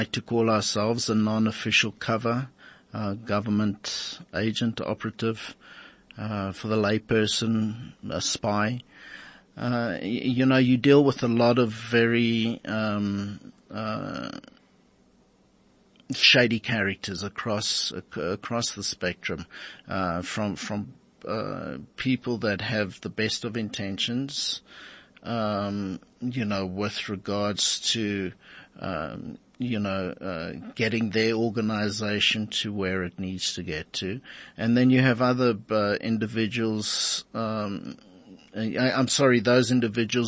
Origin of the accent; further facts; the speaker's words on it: South Africa; the culture that we grew up with in South Africa